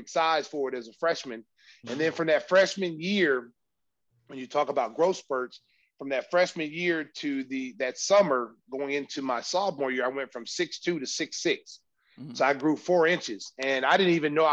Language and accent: English; Oklahoma, United States; I grew up in Oklahoma, where football is